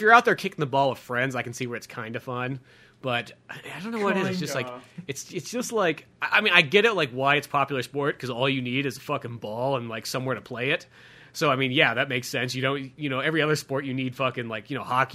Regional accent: United States; being an American

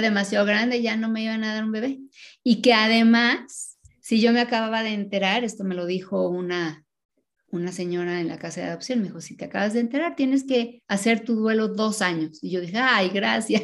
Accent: Mexico City, Mexico; vinieron a vivir a la Ciudad de México cuando se casaron y tuvieron nueve hijos y yo soy la más joven

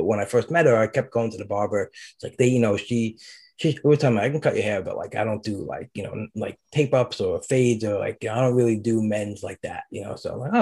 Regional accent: Brooklyn, New York, United States; moved away; also born or lived in New Jersey; I grew up in Brooklyn

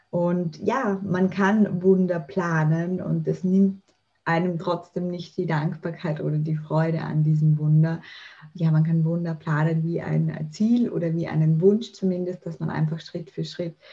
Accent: Vienna, Austria; Ja, ich komme erstmal aus Österreich. Ich wohne und lebe in Wien. Ich bin 36 Jahre alt

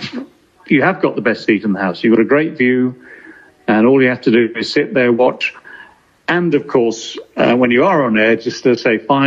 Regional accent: England, United Kingdom; we as commentators, as English commentators in Australia

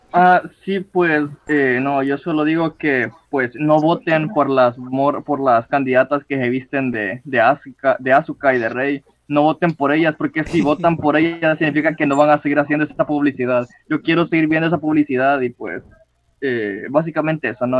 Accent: Honduras; mi mamá abogada

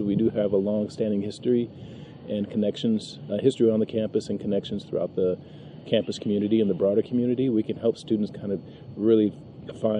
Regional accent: San Francisco, California, United States; also born or lived in Santa Barbara; I'm originally from San Francisco, and I, you know, in hindsight, I'm happy to have been born and raised in that community

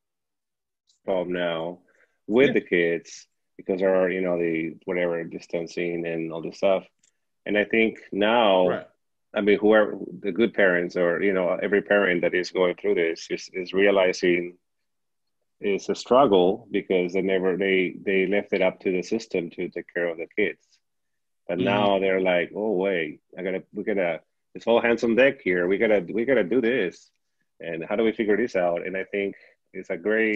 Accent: Peru; now in United States; I didn't grow up in this country. I grew up in Peru.

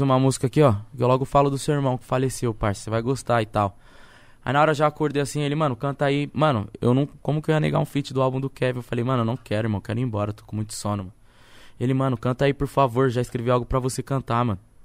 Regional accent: São Paulo, Brazil; moved away as an adult; also born or lived in Baltimore; now in Suzano, Brazil; sou da cidade de Tiradentes, tá ligado? Eu moro em Suzano tem quatro anos

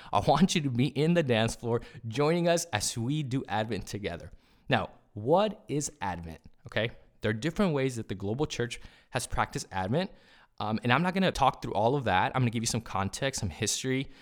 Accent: California, United States; first language Spanish; English is a second language; I grew up in California. Spanish is my first language.

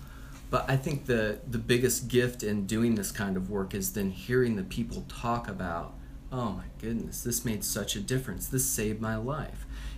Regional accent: Pennsylvania, United States; So originally, I'm from Pennsylvania.

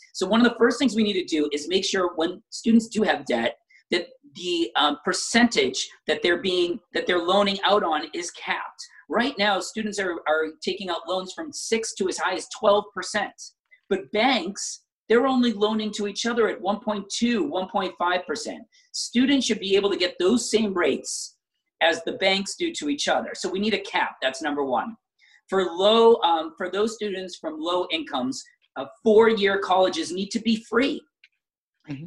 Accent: Braintree, Massachusetts, United States; I grew up in Braintree, in a suburb so similar to most of the 34 cities and towns

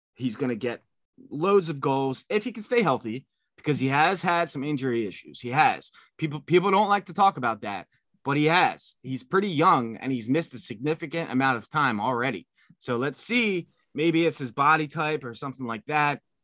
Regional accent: Philadelphia, Pennsylvania, United States; I'm from Philadelphia

